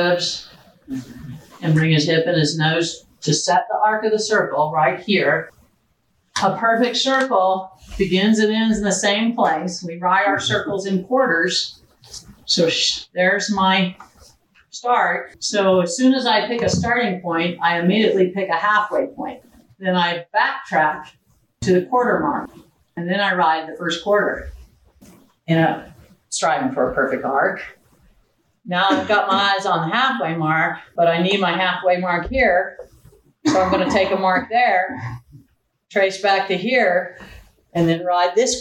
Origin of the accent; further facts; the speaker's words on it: Florida, United States; moved away; I grew up in Florida, not here